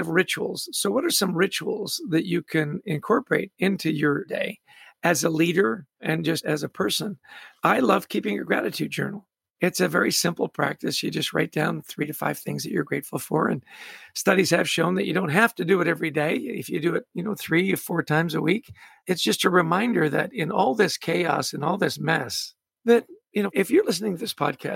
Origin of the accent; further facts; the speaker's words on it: Vancouver, British Columbia, Canada; I was born in Canada, grew up in Vancouver.